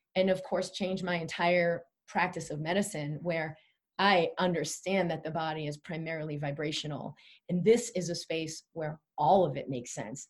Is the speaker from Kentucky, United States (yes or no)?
no; Boston, Massachusetts, United States; I grew up in Boston